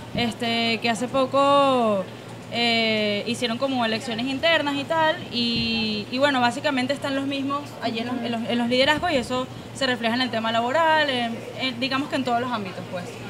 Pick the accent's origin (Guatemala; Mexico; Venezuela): Venezuela; nuestra generación en Venezuela